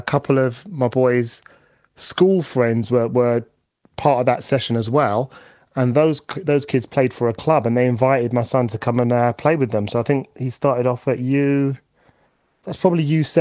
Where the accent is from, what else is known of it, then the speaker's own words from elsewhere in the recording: London, United Kingdom; I grew up in East London, in Upton Park, which is just a stone's throw away from the Bowling Football Ground, spiritual home of West Ham.